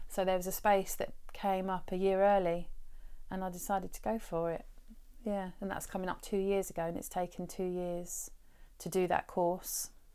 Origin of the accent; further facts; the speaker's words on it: Brighton, South East England, United Kingdom; I grew up in Brighton. I was born here as well and I've lived here, um, the majority of my life.